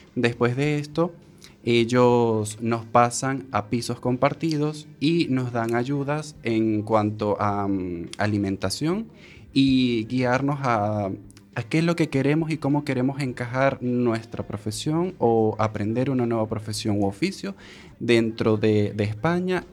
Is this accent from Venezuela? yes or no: yes; Venezuela; moved away as an adult; now in A Coruña, Spain; cuando venimos de Venezuela